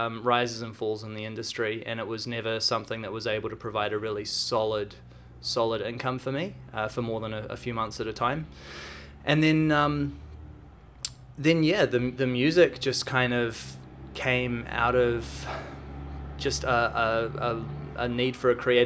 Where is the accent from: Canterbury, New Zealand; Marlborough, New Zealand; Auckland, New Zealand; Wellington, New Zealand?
Auckland, New Zealand; I grew up here in Auckland.